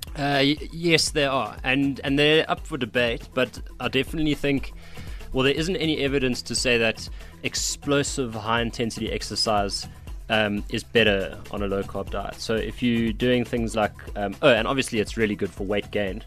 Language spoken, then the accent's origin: English; Cape Town, Western Cape, South Africa; I'm from Cape Town